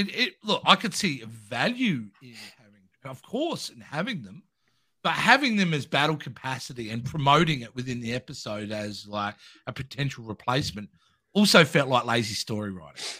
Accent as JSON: {"language": "English", "country": "Australia", "said": "I'm Australian"}